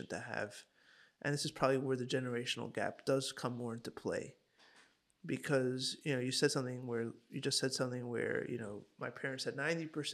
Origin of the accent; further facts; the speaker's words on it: Hong Kong; I grew up in Hong Kong